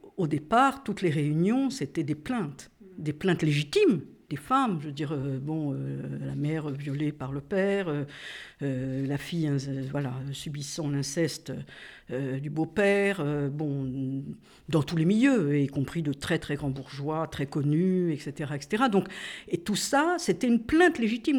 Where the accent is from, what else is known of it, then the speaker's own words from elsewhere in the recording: Corsica, France; Je suis corse